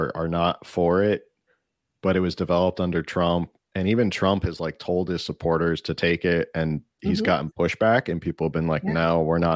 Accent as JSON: {"language": "English", "region": "New Jersey", "country": "United States", "tie": "born or raised there", "said": "my home state of Jersey"}